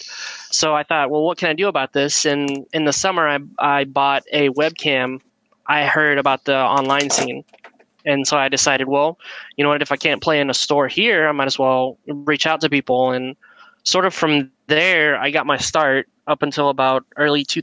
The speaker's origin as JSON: {"language": "English", "town": "Midland", "region": "Texas", "country": "United States", "tie": "born or raised there", "said": "back at my hometown, which is a small place called Midland, Texas."}